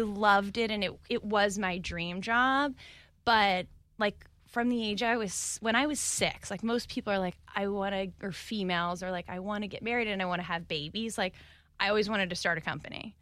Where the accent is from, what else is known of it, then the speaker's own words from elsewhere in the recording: Phoenix, Arizona, United States; moved away as an adult; also born or lived in New York / Dallas; now in Jacksonville, United States; I'm from Phoenix, Arizona